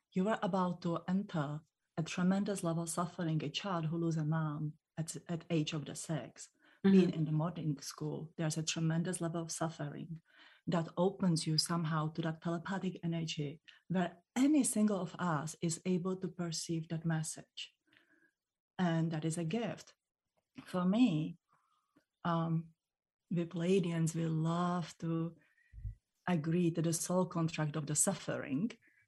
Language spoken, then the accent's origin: English; Czechia; born there; English is a second language; And in the Europe, I was born in the Czech Republic, we don't have this protective thing.